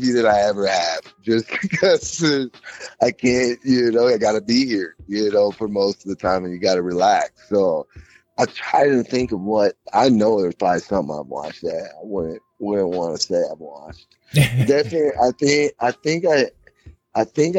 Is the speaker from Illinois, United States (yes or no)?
no; Minnesota, United States; now in Colorado, United States; I'm from Minnesota. I live in Colorado now.